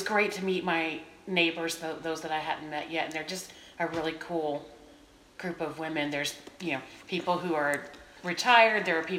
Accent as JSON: {"language": "English", "region": "Florida", "country": "United States", "tie": "born or raised there", "also_born_or_lived": "Merritt Island, Florida", "said": "I grew up in Florida."}